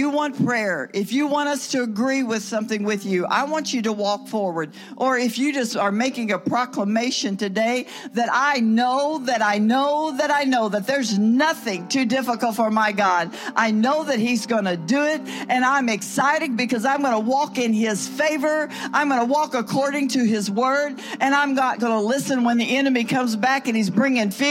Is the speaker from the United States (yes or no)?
no; Russia; We're from Russia and uh, we're trying to get to Israel.